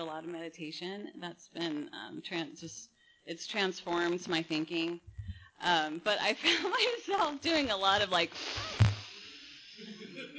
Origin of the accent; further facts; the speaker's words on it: Napa, California, United States; now in Huntington Beach, United States; I was born in Napa, in wine country